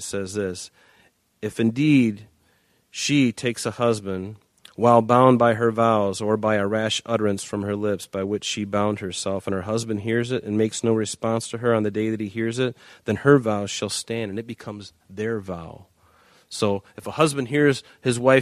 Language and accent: English; Northport, Michigan, United States; we grew up in Northport, Michigan.